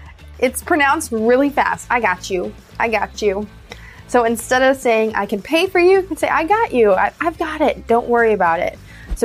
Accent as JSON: {"language": "English", "country": "United States", "said": "I'm an American English teacher."}